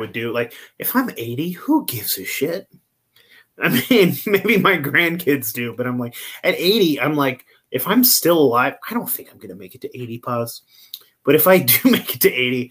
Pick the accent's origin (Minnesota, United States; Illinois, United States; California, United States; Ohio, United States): California, United States; Eureka; I'm originally from Eureka, California